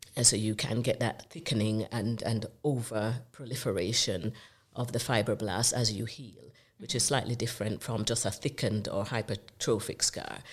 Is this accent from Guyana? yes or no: no; Jamaica; accent: Jamaican; now in United Kingdom; I'm from the Caribbean. Uh, you might recognize the accent as being from Jamaica.